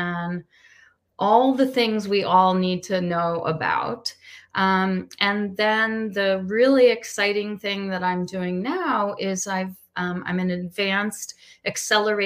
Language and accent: English; Washington, District of Columbia, United States; also born or lived in Pennsylvania / Maryland; I'm originally from the Washington, D.C. area